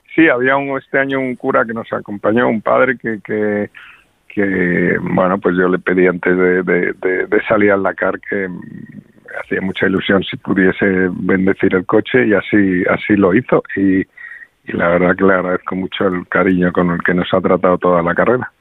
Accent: Madrid, Community of Madrid, Spain; como madrileño

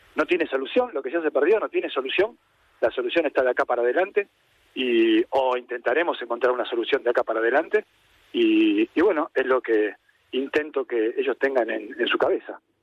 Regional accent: Argentina; now in Spain; como argentino

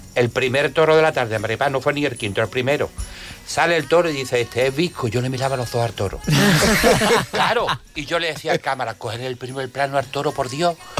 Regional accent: Jerez de la Frontera, Andalusia, Spain; yo soy de Jerez

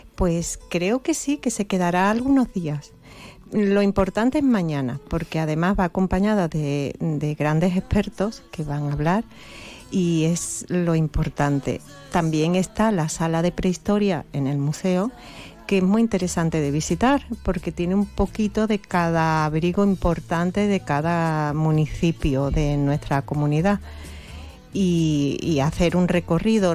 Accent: Campo de Gibraltar, Andalusia, Spain; moved away; yo soy de aquí, me afinqué, volví a, mi tierra

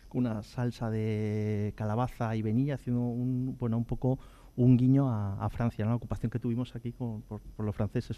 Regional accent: Andalusia, Spain; somos una, comunidad andaluza, como conocemos, muy, eh, muy, muy rica

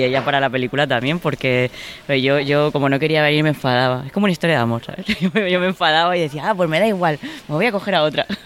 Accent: Orihuela, Valencian Community, Spain; moved away; mi pueblo, en Orihuela, en la Vega Baja del Segura.

